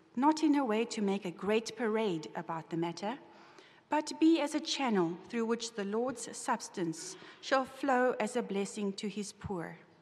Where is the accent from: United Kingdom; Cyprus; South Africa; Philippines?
South Africa; moved away as an adult; now in United States; As a South African, we never, uh, we do, we don't have Thanksgiving. And so when I came here seven years ago